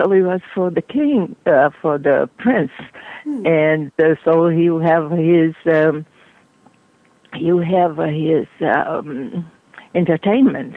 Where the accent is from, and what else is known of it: Brazil; now in United States